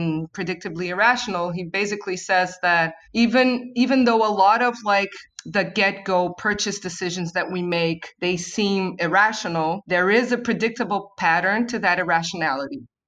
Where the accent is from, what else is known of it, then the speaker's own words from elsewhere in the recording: Rio de Janeiro, Brazil; at least here in Brazil, I'm from Rio